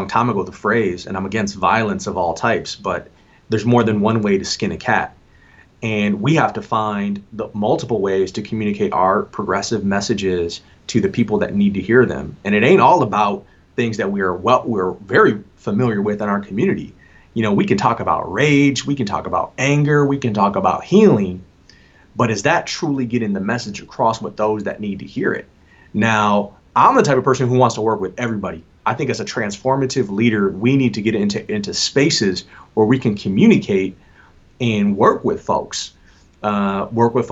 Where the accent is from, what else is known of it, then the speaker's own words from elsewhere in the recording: Lansing, Michigan, United States; I was born in Lansing, Michigan. I rep the South Side, Lansing, Everett Viking